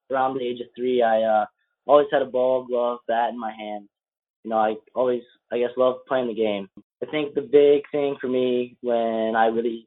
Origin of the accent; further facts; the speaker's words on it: Michigan, United States; I'm from Michigan